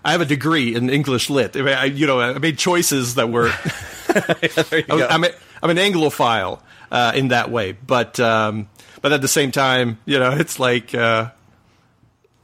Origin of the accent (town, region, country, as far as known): Canada; first language French; English is a second language